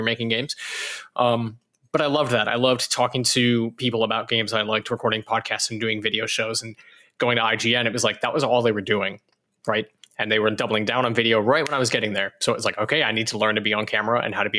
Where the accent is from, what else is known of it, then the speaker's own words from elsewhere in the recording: Alberta, Canada; moved away as an adult; also born or lived in California; I'm from Alberta, Canada, in a very tiny town